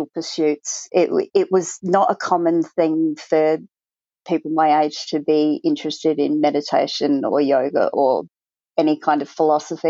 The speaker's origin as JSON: {"language": "English", "country": "Australia", "tie": "born or raised there", "also_born_or_lived": "Cambridgeshire, United Kingdom", "said": "We came out to Australia when I was 3"}